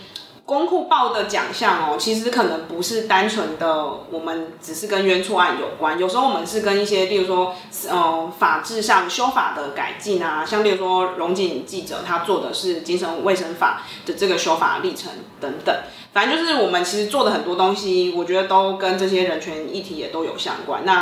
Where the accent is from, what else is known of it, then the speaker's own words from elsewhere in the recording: Pingtung County, Taiwan; 因为我本身是屏东人，所以我等于是在家乡里去做这样一个议题追踪。